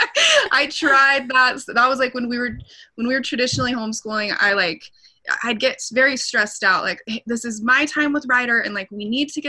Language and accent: English; Lake Arrowhead, California, United States; moved away as an adult; now in Palisade, United States; We're from a little mountain town called Lake Arrowhead